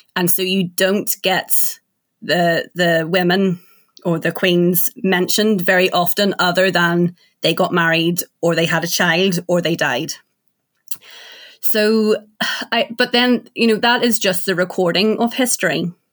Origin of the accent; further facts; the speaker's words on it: Ireland; I'm from Ireland